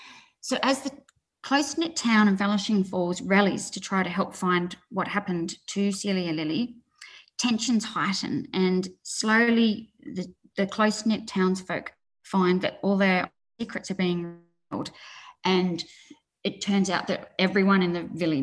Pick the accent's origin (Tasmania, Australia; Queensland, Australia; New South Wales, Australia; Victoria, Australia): Tasmania, Australia; Launceston; definitely growing up in Tasmania, I grew up in Launceston